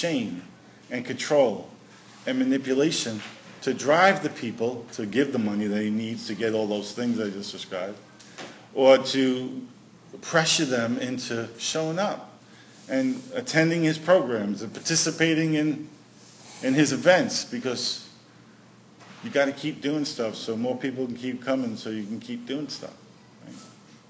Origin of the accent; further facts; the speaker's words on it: New York City, New York, United States; now in Prince Edward Island, Canada; I grew up in Brooklyn. We didn't grow too many things in Brooklyn.